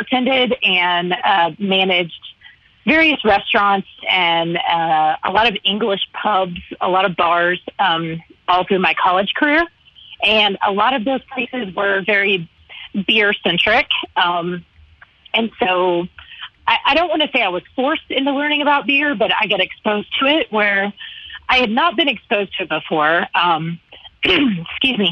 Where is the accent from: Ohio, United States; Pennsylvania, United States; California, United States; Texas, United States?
Texas, United States; moved away as an adult; also born or lived in Dallas area, Texas / Austin, Texas; now in Broomfield, Colorado, United States; I currently reside in Broomfield, Colorado, which is right smack in between Denver and Boulder, just to give you a general idea. I've been here for almost 3 years now, but I was born and raised in Texas.